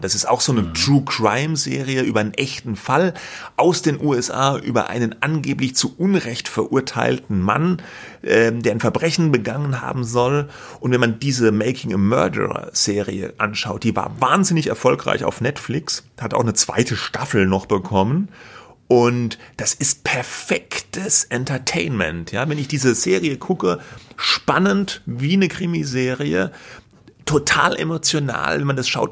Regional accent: Germany; als Deutscher

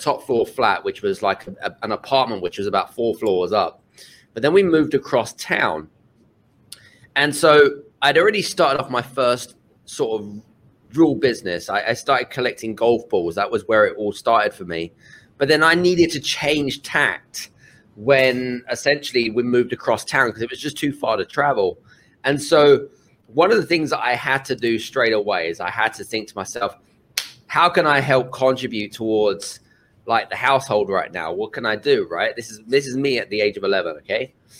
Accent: United Kingdom; We grew up, obviously, being British. I'm from the UK. We didn't really have a lot, if I'm honest with you, when we grew up.

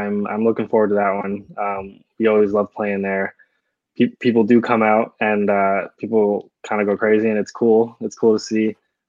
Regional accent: Toronto, Ontario, Canada; not everyone is from downtown Toronto, yeah. but you know, we say we're from Toronto.

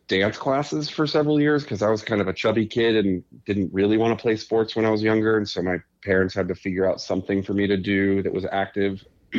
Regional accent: Gainesville, Florida, United States; born there; also born or lived in Boston / Wisconsin / Little Rock; I was born in Gainesville, Florida, lived in just outside of Boston early on in first grade, and then rural Wisconsin for several years before moving to Little Rock, Arkansas in the summer before seventh grade.

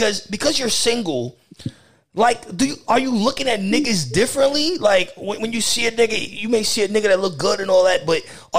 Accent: New York, United States; I'm a New Yorker my whole life, and I have not been in New York in 2 weeks.

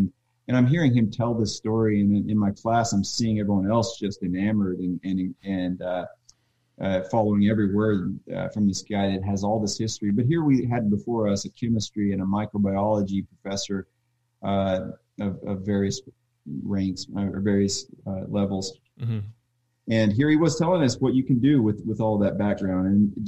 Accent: Oklahoma, United States; now in Wisconsin, United States; Shane and I came from Oklahoma, and we were in a homebrew club together.

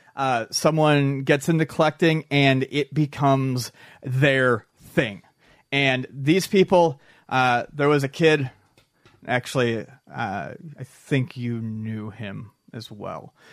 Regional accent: Buffalo, New York, United States; growing up in Buffalo, I went to Canada's Wonderland a lot

